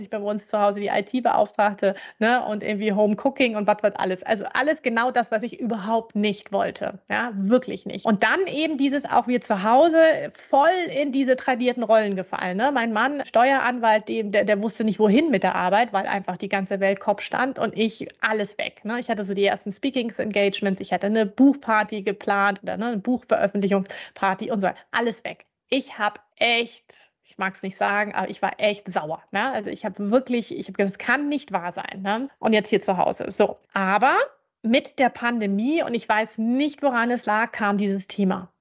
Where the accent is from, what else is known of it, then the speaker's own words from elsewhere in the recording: Schleswig-Holstein, Germany; also born or lived in Hamburg; now in Frankfurt, Germany; Ich bin tatsächlich groß geworden in Schleswig-Holstein, also Hamburg okay. geboren, meine Eltern beide Hamburger